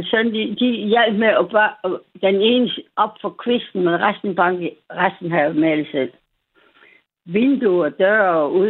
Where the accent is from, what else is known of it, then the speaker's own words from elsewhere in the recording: West Jutland, Central Denmark Region, Denmark; moved away; Jeg er fra oh, Vestjylland. Det er jo det. Jeg er fra Vestjylland.